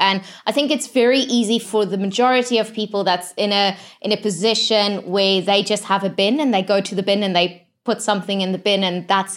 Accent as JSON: {"language": "English", "area": "just outside of Johannesburg", "region": "Gauteng", "country": "South Africa", "tie": "born or raised there", "said": "I grew up just outside of Johannesburg"}